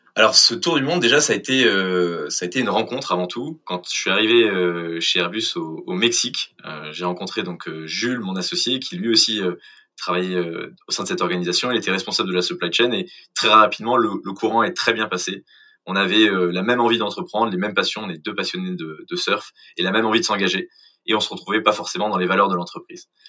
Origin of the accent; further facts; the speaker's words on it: Clamart, Île-de-France, France; also born or lived in England / Brazil / Mexico; je suis euh, originaire de Clamart, de la banlieue parisienne